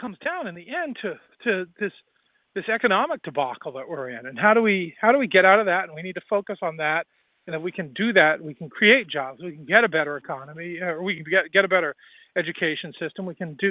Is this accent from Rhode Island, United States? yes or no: yes; Rhode Island, United States; I love my home state and I love Providence